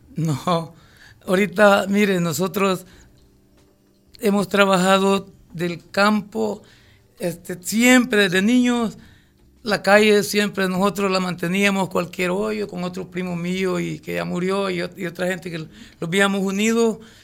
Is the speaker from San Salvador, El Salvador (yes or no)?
no; Quezaltepeque, La Libertad, El Salvador; Represento a mi pueblo del campo